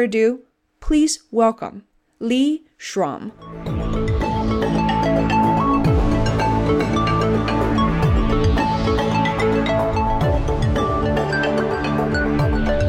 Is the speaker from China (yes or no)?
yes; China; moved away; Growing up in China, many kids, such as myself, had an obsession towards the medical field